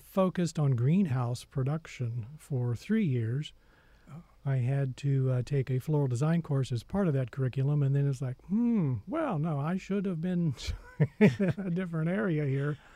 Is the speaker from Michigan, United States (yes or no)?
no; southern Missouri, United States; I grew up on a farm in southern Missouri